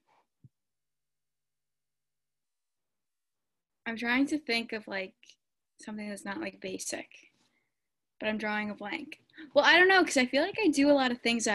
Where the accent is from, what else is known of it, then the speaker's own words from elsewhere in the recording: Syracuse, New York, United States; I'm from Syracuse, New York